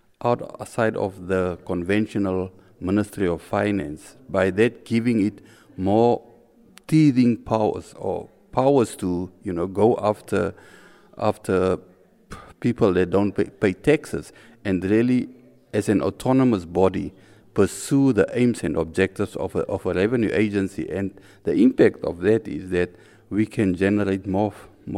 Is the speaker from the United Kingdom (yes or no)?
no; Windhoek, Khomas, Namibia; I'm from Windhoek, Namibia, which is a small country in Africa